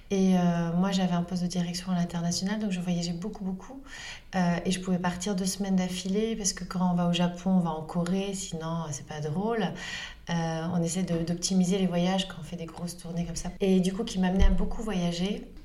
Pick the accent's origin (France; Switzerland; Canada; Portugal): Portugal; Northern Portugal; dans la région dont je suis originaire au nord du Portugal.